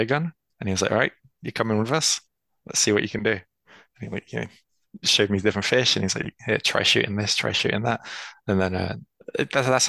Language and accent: English; London, United Kingdom; also born or lived in North Cyprus; I'm originally from North Cyprus. That's where my background and family are from. But I've been born and raised in London